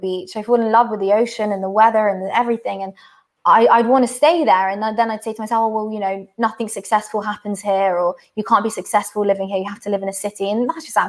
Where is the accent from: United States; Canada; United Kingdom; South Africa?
United Kingdom; London; I'm from London